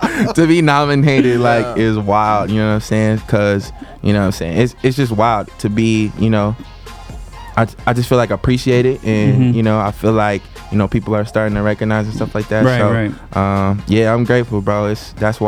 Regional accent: Bristol, United States; now in Nashville, United States; I'm from Bristol, so you know, in the small town Bristol, like you can feel like a celebrity because it's so small. It's like, you know, I go home back in Bristol

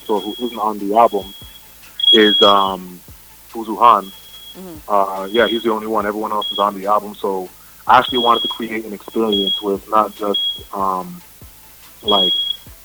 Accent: Canada; growing up in Canada, there's a huge Caribbean population here, and I myself from Caribbean background

